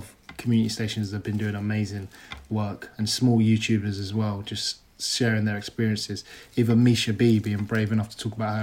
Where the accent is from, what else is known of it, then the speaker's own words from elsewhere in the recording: Kent, South East England, United Kingdom; moved away as an adult; now in London, United Kingdom; growing up in Kent is completely different.